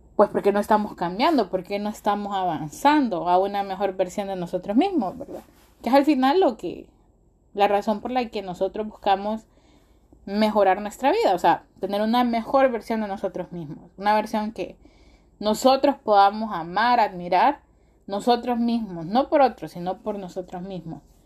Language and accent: Spanish; Honduras; nuestro país, en, Honduras, yo soy de Honduras